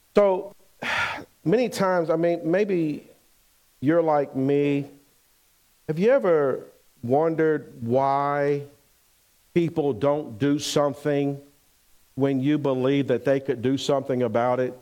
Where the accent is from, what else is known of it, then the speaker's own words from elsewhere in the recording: Pensacola, Florida, United States; moved away as an adult; also born or lived in Bainbridge / Syracuse, New York; We're actually from Pensacola, Florida, and so we end up going to Syracuse, New York